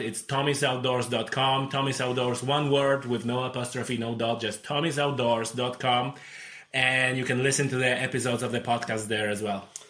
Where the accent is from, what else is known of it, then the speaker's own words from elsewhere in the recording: Poland; English is a second language; moved away as an adult; now in Ireland; I'm originally came from Poland, uh, but it's my 11th year in Ireland this year